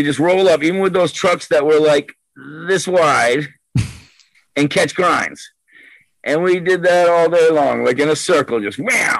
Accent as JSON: {"language": "English", "town": "Dighton", "region": "Massachusetts", "country": "United States", "tie": "born there", "lives_now": "West Warwick, United States", "said": "Dighton, Massachusetts. It's like, it's pretty much in the central between Boston, Providence, and Newport, which is our good beach to go to, you know?"}